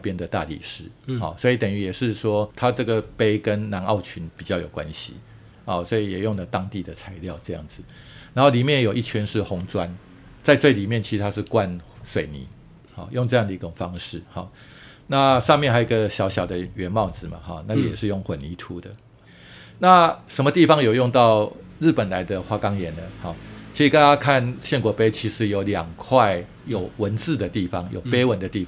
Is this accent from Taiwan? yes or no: yes; Taiwan; 我们台湾人